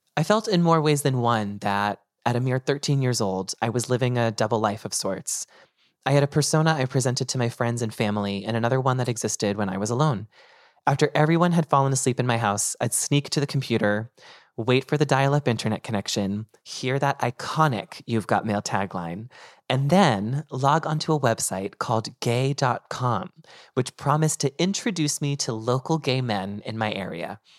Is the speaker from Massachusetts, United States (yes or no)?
yes; North Andover, Massachusetts, United States; moved away as an adult; now in New York City, United States; my hometown, which was North Andover, Massachusetts